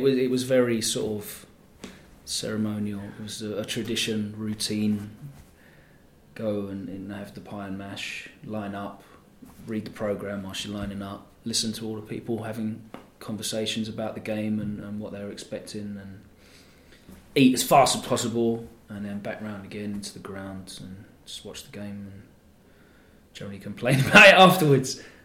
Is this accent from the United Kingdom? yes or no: yes; Essex, East of England, United Kingdom; I grew up in Essex